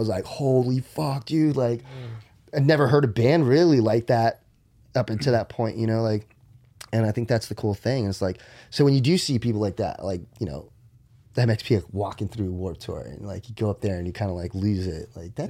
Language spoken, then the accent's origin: English; Maryland, United States; And I remember growing up in Maryland, I remember my room and I remember my closet door.